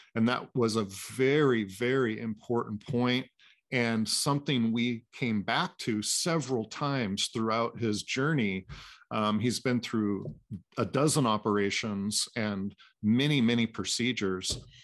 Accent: Anacortes, Washington, United States; born and raised in Anacortes, Washington, uh, which is about an hour and a half north of Seattle

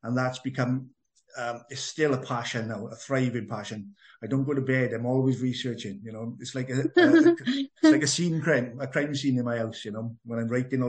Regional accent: Merthyr Tydfil, Wales, United Kingdom; accent: Welsh; as a young boy, growing up in Merthyr Tydfil, which was quite an adventurous town to grow up

